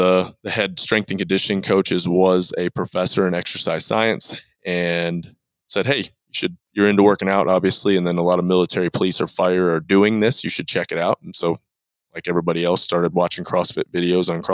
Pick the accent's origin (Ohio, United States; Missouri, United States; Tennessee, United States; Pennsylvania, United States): Tennessee, United States; Cookeville; also born or lived in Michigan; moved to Tennessee when I was 4 and a half, 5. I've lived in Tennessee ever since in Cookeville, Tennessee.